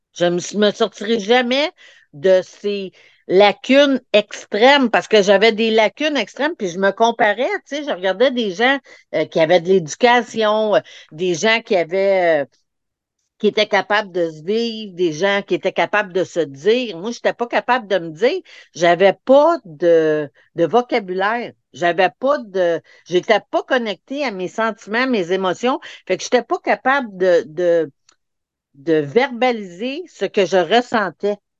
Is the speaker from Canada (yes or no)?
yes; Montreal, Quebec, Canada; je suis venue au monde vraiment, là, pour ceux qui connaissent le, Corée-Saint-Louis au Québec, là, c'est vraiment la place dans les années où c'était le Red, le red Spot